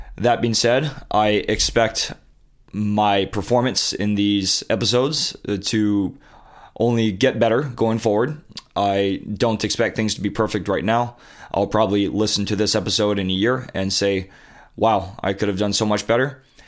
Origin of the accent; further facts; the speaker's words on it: Honolulu, Hawaii, United States; moved away as an adult; also born or lived in Coronado, California / Santa Clara, California / Boston, Massachusetts; I moved to Honolulu, Hawaii when I was a toddler and grew up there all throughout high school